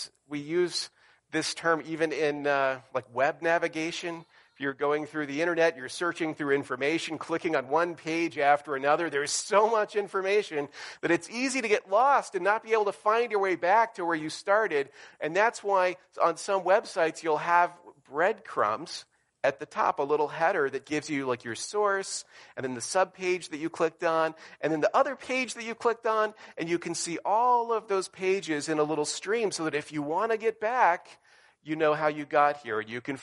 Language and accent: English; the South, United States; moved away; when I grew up in the South